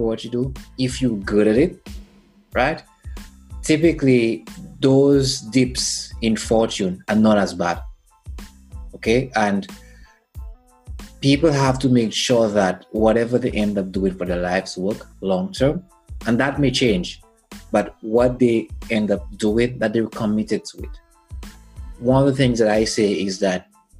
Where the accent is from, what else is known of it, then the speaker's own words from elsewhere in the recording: St. Lucia; moved away; I'm from St. Lucia, and it's an island in the Caribbean